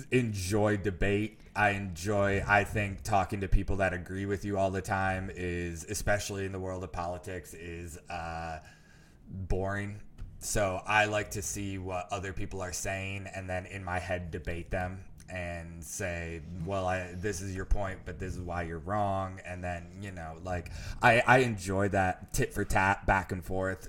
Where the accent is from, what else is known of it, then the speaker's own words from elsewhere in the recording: Grand Rapids, Michigan, United States; moved away as an adult; now in Chicago, United States; my hometown in, uh, Grand Rapids, just outside of Grand Rapids, Michigan